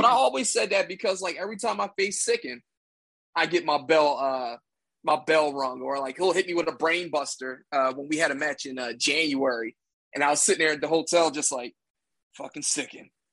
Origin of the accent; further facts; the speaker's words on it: Philadelphia, Pennsylvania, United States; I'm from Philly